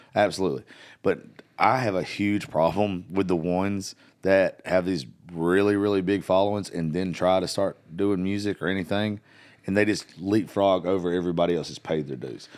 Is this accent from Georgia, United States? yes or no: yes; South Georgia, United States; moved away; I grew up in South Georgia